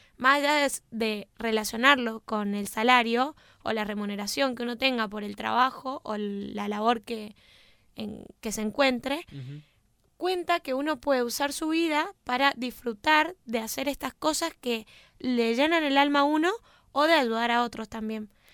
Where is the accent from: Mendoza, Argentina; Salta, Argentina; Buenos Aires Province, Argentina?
Mendoza, Argentina; somos muy mendocinos